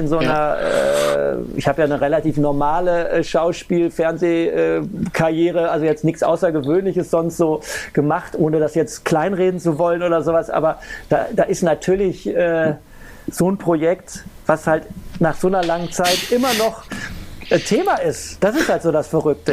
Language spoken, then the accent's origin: German; Ruhr area, North Rhine-Westphalia, Germany; ich komme aus dem Ruhrgebiet